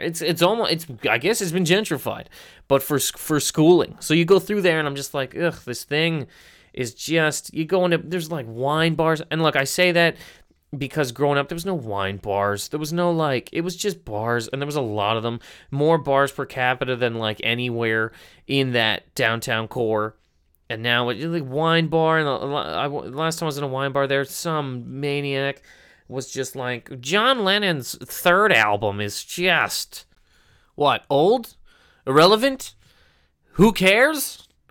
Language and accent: English; Halifax, Nova Scotia, Canada; I'm from Halifax, Nova Scotia, correct? In Canada